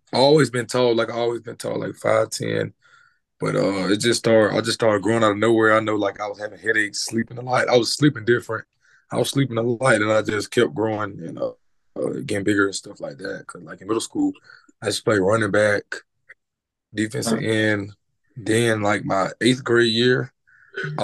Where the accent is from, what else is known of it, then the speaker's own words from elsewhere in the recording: Leeds, Alabama, United States; also born or lived in Birmingham, Alabama; Growing up in Alabama was I was it was hard, basically hard. I moved from Birmingham.